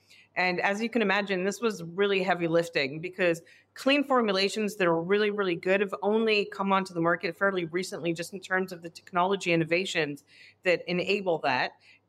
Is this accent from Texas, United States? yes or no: no; New York, United States; also born or lived in Israel / London; I am Israeli American. I grew up partially in Israel and then in New York, and then I lived in London for a few years on my own.